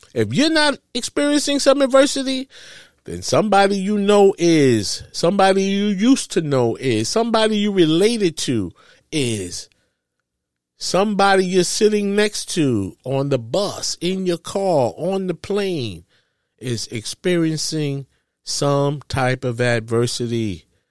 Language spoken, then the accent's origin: English; New York, United States; I grew up in New York